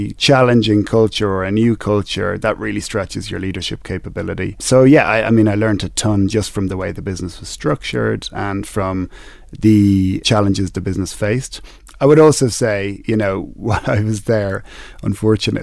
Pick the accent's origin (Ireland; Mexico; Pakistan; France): Ireland; moved away as an adult; now in Kenya; I was born in Ireland. I was educated in Ireland